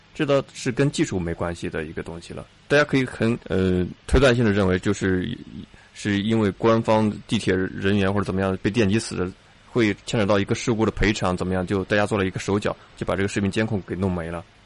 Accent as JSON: {"language": "Chinese", "country": "China", "said": "我们中国人"}